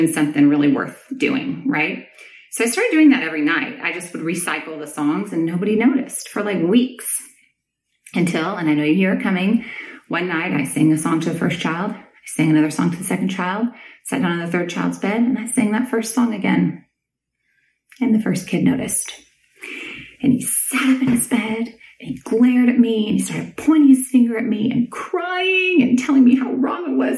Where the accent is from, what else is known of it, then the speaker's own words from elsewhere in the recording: Southern California, United States; also born or lived in Nashville; now in Austin, United States; I grew up in Southern California, which, as you may know, has earthquakes.